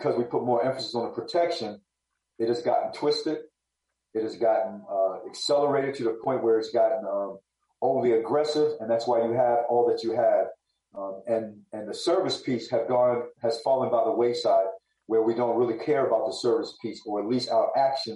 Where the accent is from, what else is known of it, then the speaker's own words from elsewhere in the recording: Baltimore, Maryland, United States; moved away as an adult; I'm from Baltimore City. I'm born and raised. I don't live there now.